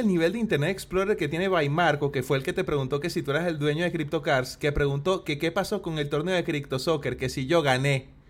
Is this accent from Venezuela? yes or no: yes; Venezuela; now in Chile; venezolano viviendo en Chile